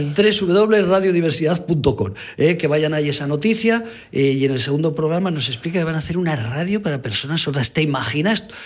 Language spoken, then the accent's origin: Spanish; Bajo Aragón, Aragon, Spain; había en mi pueblo, había en el Bajo Aragón